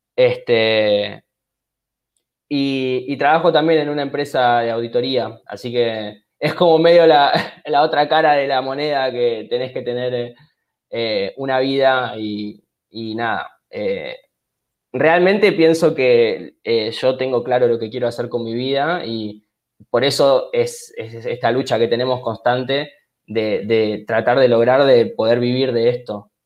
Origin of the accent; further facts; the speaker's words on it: Argentina; se practicaba en mi país